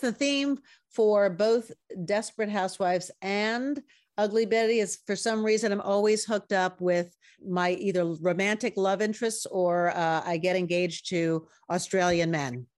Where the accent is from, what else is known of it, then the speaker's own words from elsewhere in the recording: New York, United States; I'm a New Yorker.